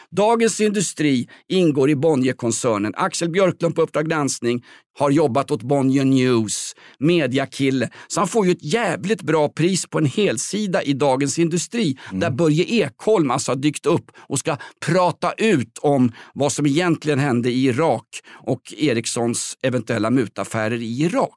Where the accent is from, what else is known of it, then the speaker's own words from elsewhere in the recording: Stockholm, Stockholm County, Sweden; Vällingby där jag kommer ifrån